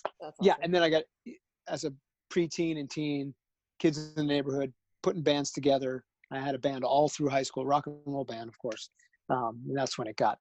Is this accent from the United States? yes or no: yes; Southern Connecticut, United States; I grew up in Southern Connecticut